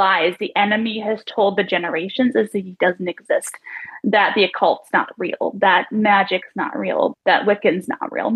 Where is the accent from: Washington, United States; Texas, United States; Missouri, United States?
Washington, United States; Vaughn; moved away; I grew up in a tiny little town, Vaughan, Washington